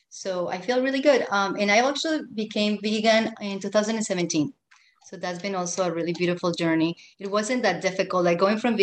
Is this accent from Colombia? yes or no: yes; Colombia; moved away; I'm from Colombia, and I grew up with these textiles on everything